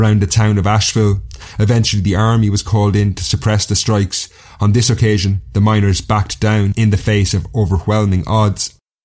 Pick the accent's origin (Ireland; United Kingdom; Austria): Ireland; Castlecomer, Leinster; The first group actually came from my hometown. This is Castle Comer in North Kilkenny